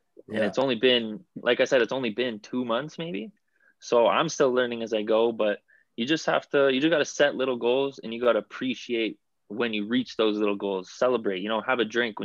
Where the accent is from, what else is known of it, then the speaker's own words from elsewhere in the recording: Vaughan, Ontario, Canada; I'm actually from Vaughan.